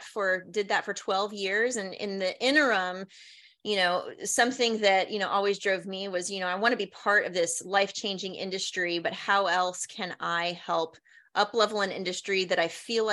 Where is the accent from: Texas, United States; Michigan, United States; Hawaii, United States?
Hawaii, United States; moved away as an adult; also born or lived in Washington, District of Columbia, United States / New Jersey / New York; I grew up in Hawaii.